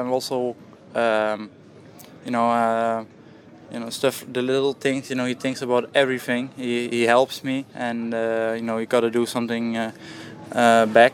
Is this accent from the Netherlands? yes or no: yes; Netherlands; I'm from Holland